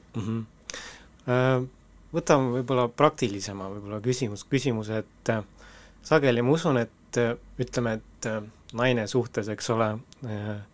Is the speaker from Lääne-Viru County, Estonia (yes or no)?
yes; Väike-Maarja, Lääne-Viru County, Estonia; Väike-Maarja, kus ma ise olen pärit